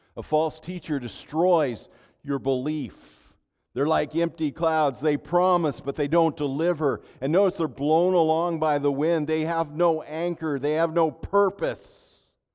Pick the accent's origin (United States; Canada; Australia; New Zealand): United States; Central Valley, California; now in Minnesota, United States; Growing up in California